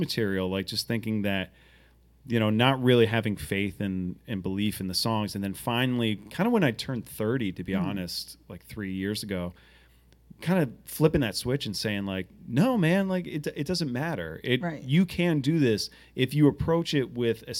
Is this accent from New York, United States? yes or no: no; Portsmouth, Rhode Island, United States; I grew up in Portsmouth, Rhode Island